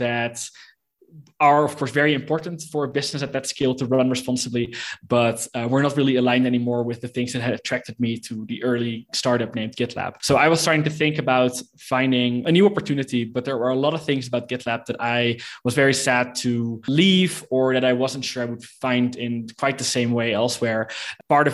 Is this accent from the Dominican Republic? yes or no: no; Netherlands; moved away as an adult; now in Mexico City, Mexico; I'm from the Netherlands, but I live in Mexico City right now